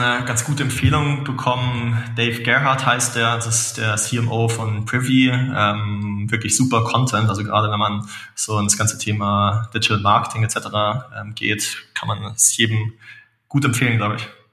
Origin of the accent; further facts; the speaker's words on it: Munich, Bavaria, Germany; als äh, Münchner